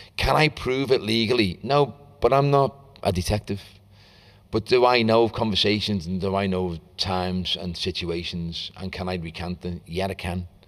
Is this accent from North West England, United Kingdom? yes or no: yes; Liverpool, North West England, United Kingdom; I grew up in Walton Youth Centre. I was there all the time